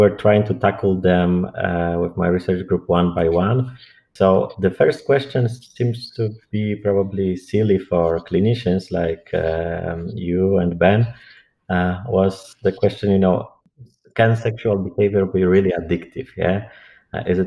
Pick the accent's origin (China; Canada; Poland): Poland; Warsaw, Masovian Voivodeship; English is a second language; moved away as an adult; I'm originally from Poland, Warsaw, and I graduated from clinical psychology there